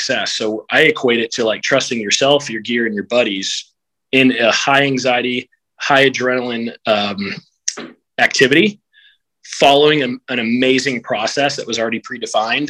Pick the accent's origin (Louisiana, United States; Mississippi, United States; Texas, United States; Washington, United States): Texas, United States; Houston; I grew up here in Houston, Texas